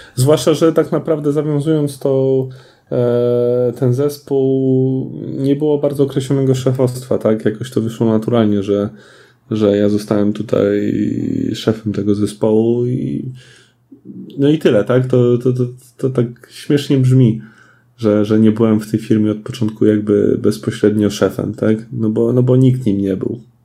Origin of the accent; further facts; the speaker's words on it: Lublin, Lublin Voivodeship, Poland; jestem z Lublina, całe nasze studio jest z Lublina